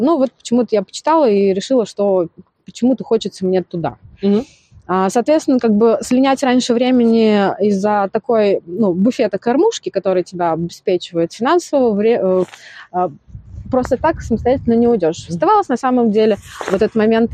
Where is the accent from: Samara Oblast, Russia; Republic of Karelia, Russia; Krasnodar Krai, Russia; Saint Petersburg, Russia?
Samara Oblast, Russia; Beryoza; я сама из Березы, как бы оттуда начинала.